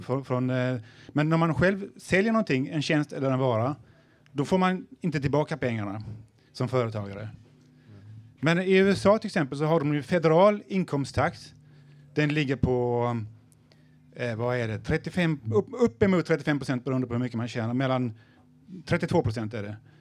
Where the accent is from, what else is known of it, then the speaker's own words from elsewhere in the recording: Sweden; jag är ju svensk också